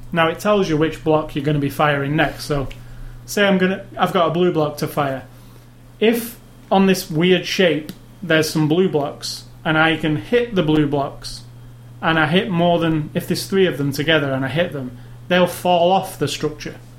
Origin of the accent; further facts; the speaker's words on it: United Kingdom; I'm British